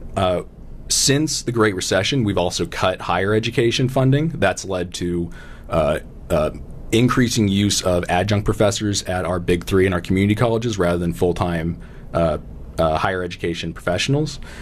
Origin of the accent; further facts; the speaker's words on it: Tucson, Arizona, United States; I was born and raised here in Tucson.